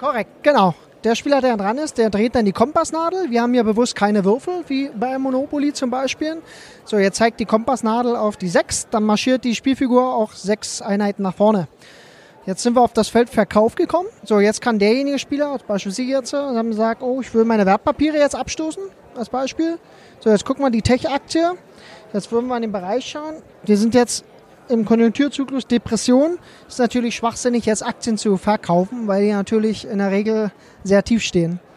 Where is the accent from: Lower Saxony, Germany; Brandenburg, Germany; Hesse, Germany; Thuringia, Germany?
Brandenburg, Germany; Cottbus; ich komme aus Cottbus